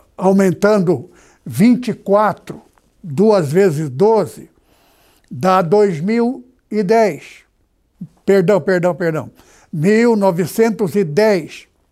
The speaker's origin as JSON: {"language": "Portuguese", "town": "Presidente Prudente", "region": "São Paulo", "country": "Brazil", "tie": "born or raised there", "moved": "yes", "said": "Estive na cidade onde eu nasci"}